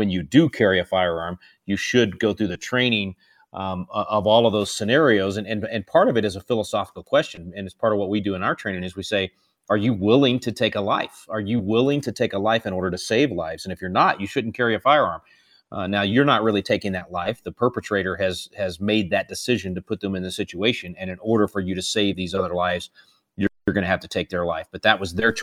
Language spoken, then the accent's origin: English; Texas, United States; I'm Texan